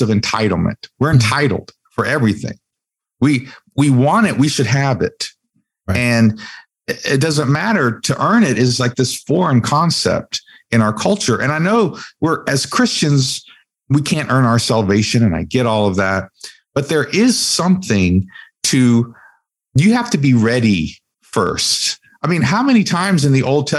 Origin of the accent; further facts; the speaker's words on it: West Virginia, United States; I was born in the mountains of West Virginia.